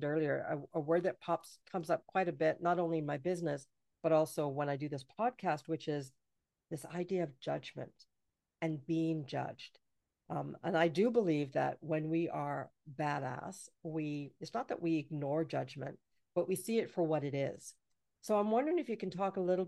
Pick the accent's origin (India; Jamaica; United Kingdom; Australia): Jamaica; now in Canada; I'm from Jamaica and I've lived in Canada for, you know, 50, oh my goodness, for almost 50 years